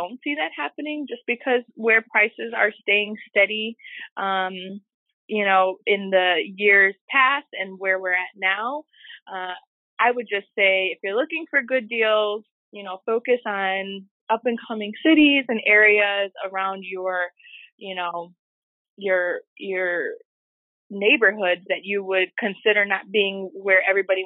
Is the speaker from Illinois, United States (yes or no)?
yes; Chicago, Illinois, United States; I'm from Humboldt Park in Chicago